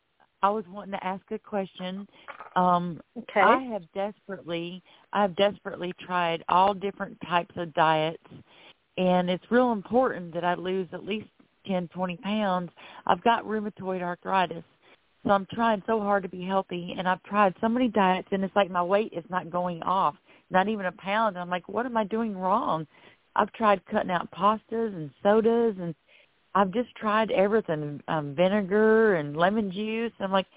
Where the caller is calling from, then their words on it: Florida, United States; I'm calling from Florida.